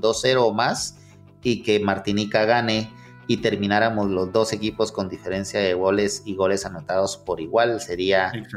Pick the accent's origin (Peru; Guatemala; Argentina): Guatemala; como buenos chapines